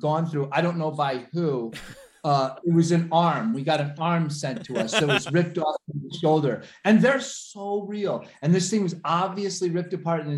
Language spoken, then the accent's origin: English; the Catskills, New York, United States; we grew up here in the Catskills